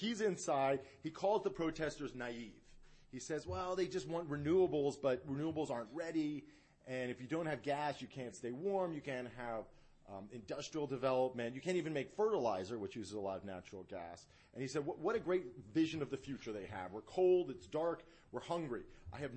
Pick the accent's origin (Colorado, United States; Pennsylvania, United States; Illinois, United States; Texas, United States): Pennsylvania, United States; Philadelphia; also born or lived in San Antonio / Austin; now in Dallas, United States; I grew up in Philadelphia